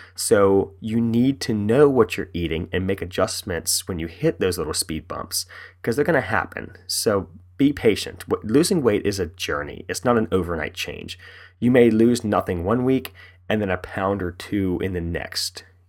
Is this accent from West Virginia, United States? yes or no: yes; West Virginia, United States; now in Frederick, United States; I'm from West Virginia, born and raised